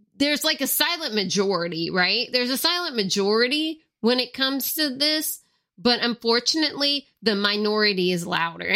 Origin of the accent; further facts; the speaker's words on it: Louisiana, United States; most of the people here are Cajun or Creole, or sometimes both. Like, with me, I'm both. I'm Cajun and Creole because I have both in my family